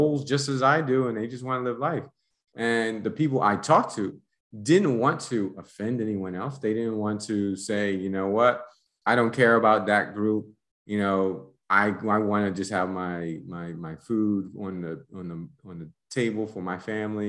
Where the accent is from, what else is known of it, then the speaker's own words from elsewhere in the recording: United States; moved away as an adult; also born or lived in Panama; now in Mexico; as an American